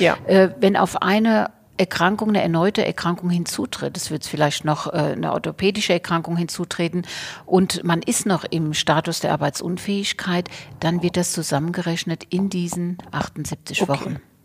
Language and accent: German; Bad Kreuznach, Rhineland-Palatinate, Germany; also born or lived in Portugal; ich komme aus dem Weingut